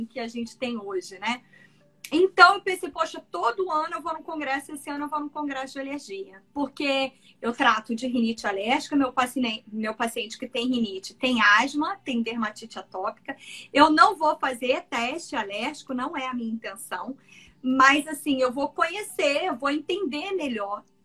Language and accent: Portuguese; Cuiabá, Mato Grosso, Brazil; now in Niterói, Brazil; moro em Niterói, mas sou de Cuiabá, Mato Grosso